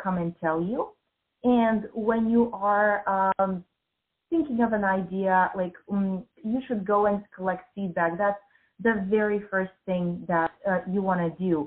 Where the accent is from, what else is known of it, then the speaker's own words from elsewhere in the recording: Bulgaria; moved away as an adult; also born or lived in United States; I grew up in Bulgaria in a post-communist country.